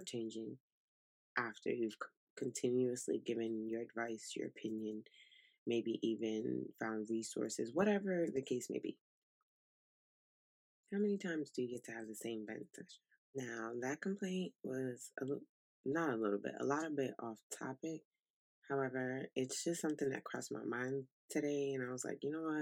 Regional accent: New York City, New York, United States; moved away as an adult; also born or lived in Italy; now in South Carolina, United States; we're from Brooklyn, New York. So we are city kids through and through

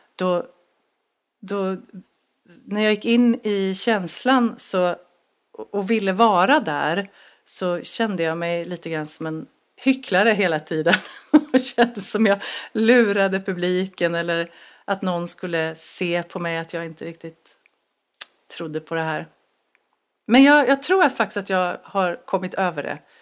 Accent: Ljungskile, Västra Götaland, Sweden; moved away; i Ljungskile, Lyckorna där, där jag växte upp

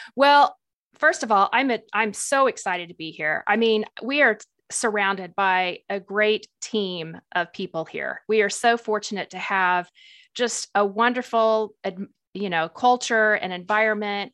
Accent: Springfield, Missouri, United States; moved away as an adult; also born or lived in Tennessee; I'm originally from Springfield, Missouri, so I am a Missouri girl, born and raised there

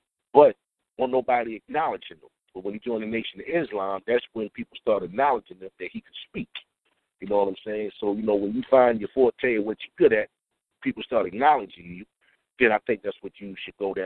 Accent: Trenton, New Jersey, United States; moved away as an adult; now in Houston, United States; I'm born and raised in Trenton, New Jersey, which is the capital

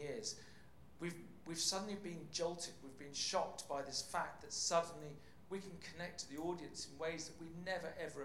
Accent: England, United Kingdom; accent: plummy; moved away as an adult; now in Copenhagen, Denmark; you can probably tell by my plummy tones that I'm from England. But I have been living in Denmark for 10 years now

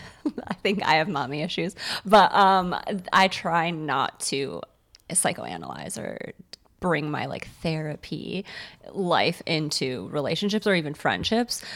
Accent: Morton Grove, Illinois, United States; Morton Grove

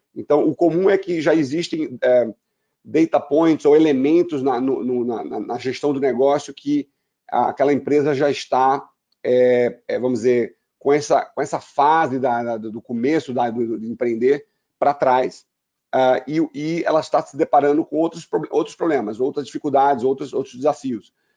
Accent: Brazil; Eu sou, sou, brasileiro

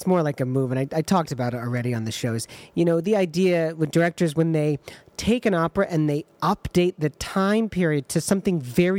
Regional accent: Ann Arbor, Michigan, United States; moved away; I'm going to be back in my hometown of Ann Arbor.

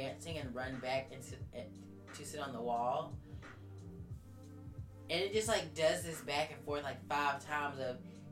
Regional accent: United States; I'm American

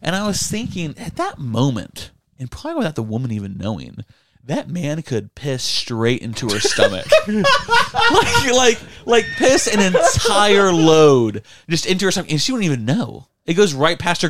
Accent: United States; I'm American

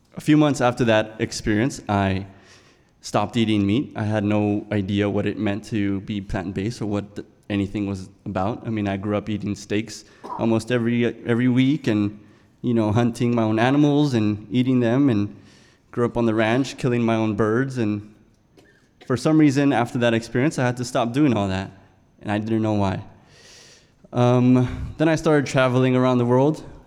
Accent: South Texas, United States; moved away; I'm from South Texas. Um, was born about 20 minutes from Mexico, and in a lifestyle where we went hunting and fishing and um, grew up on the ranch

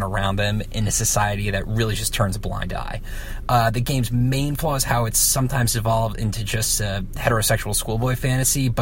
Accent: United States; as an American

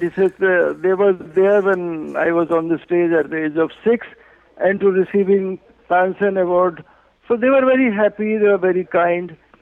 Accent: Gwalior, Madhya Pradesh, India; I was born in Gwalior in that house

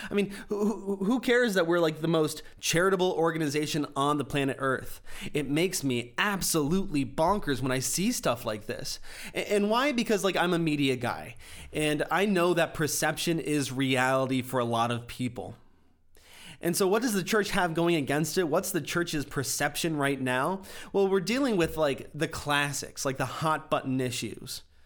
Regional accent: United States; I'm an American

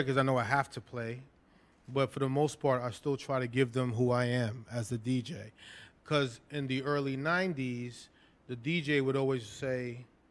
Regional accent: New York City, New York, United States; also born or lived in Flatbush, Brooklyn; I grew up in the Lower East Side, the majority of my living in Brooklyn

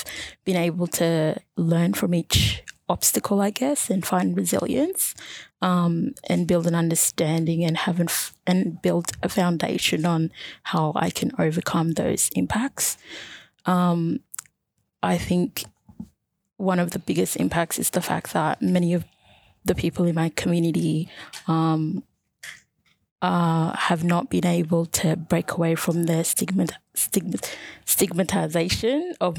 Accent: north of Sudan, Sudan; also born or lived in Egypt; now in Australia; So I moved to Australia from Egypt, originally from Sudan, specifically East Africa and north of Sudan. So I'm Nubian by background.

